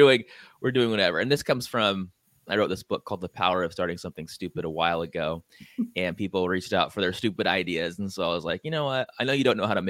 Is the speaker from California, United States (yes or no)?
yes; San Diego, California, United States; now in Hawaii, United States; And I'm from San Diego.